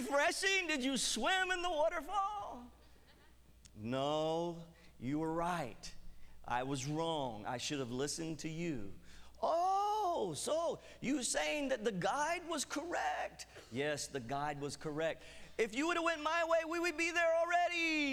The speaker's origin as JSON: {"language": "English", "country": "United States", "said": "I'm American. We Americans"}